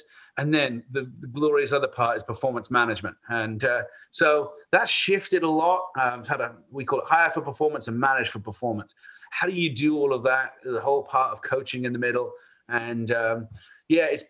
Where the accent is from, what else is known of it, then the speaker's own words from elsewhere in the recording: Bath, South West England, United Kingdom; moved away as an adult; now in United States; I am from Bath, England, about 100 miles west of London